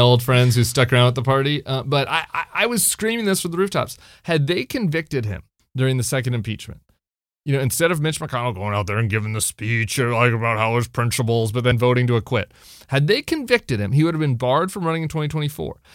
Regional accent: Colorado, United States; I'm from Colorado

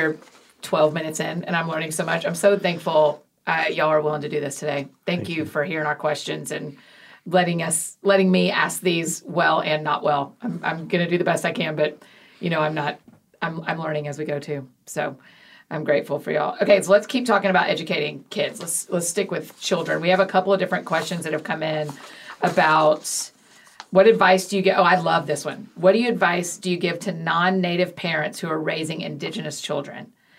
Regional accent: Georgia, United States; also born or lived in Scotland; I grew up in Georgia, and it's Cherokee land

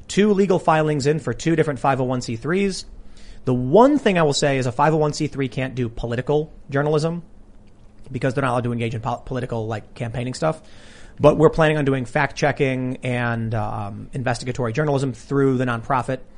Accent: Chicago, Illinois, United States; I have friends that I used to skate with every day that I grew up in Chicago

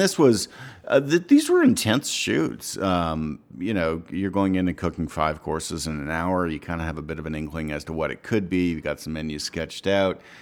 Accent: Ottawa, Ontario, Canada; moved away; also born or lived in Montreal; I'm from Ottawa

